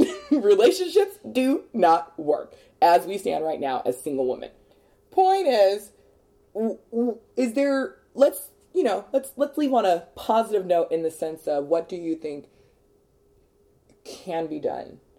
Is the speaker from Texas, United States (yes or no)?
yes; Texas, United States; Well, I'm from Texas, but I've been here for eight years.